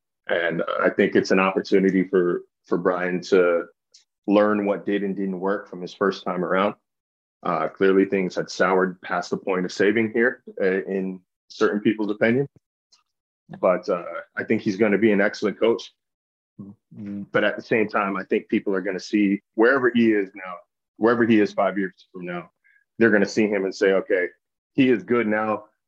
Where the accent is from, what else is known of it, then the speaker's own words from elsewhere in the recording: Sacramento, California, United States; I grew up in Sacramento.